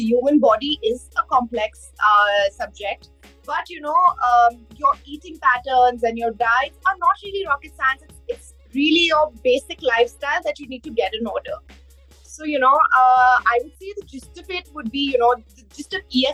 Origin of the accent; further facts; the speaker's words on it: Udaipur, Rajasthan, India; I am from Udaipur